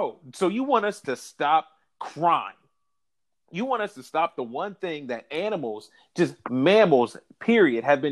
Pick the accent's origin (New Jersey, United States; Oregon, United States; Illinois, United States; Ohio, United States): Ohio, United States; I'm from Ohio